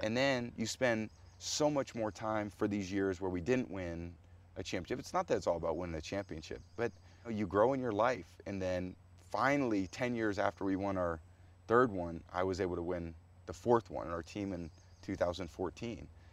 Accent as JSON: {"language": "English", "region": "California", "country": "United States", "tie": "born or raised there", "said": "When I was a boy growing up in California"}